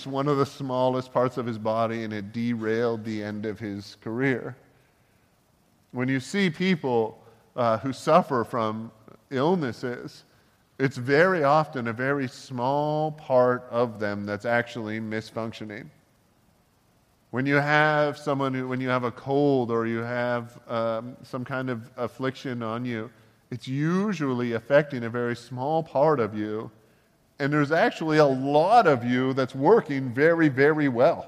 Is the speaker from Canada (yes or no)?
yes; Canada; growing up in Canada